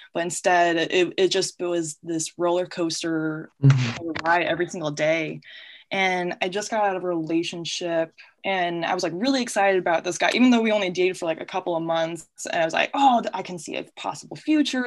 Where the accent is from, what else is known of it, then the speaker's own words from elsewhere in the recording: Peoria, Illinois, United States; also born or lived in Quad Cities; born and raised in Peoria, Illinois